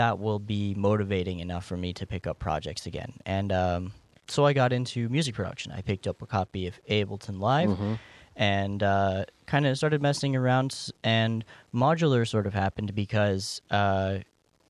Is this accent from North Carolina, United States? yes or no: yes; North Carolina, United States; I grew up in North Carolina